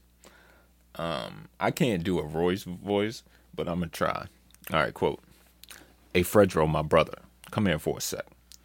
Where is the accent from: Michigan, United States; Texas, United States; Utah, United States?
Michigan, United States; Detroit; I come from Detroit.